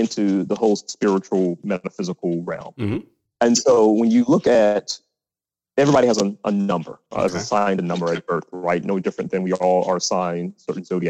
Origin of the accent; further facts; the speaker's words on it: East Point, Georgia, United States; also born or lived in Washington, D.C.; Growing up in Atlanta, I was very familiar with Morehouse